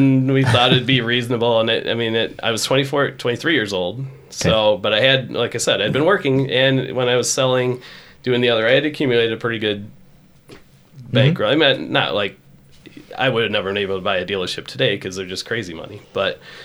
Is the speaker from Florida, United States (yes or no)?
no; Rockton, Illinois, United States; I grew up in Rockton